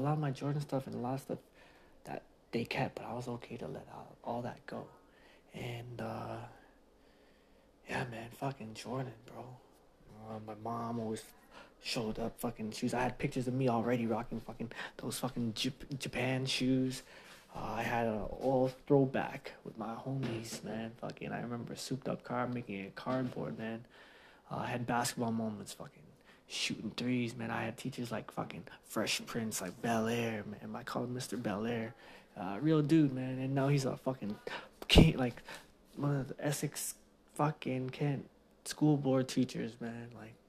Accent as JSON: {"language": "English", "country": "Philippines", "said": "But being Filipino, they always give me all this fake Filipino shirts and fake Filipino shoes."}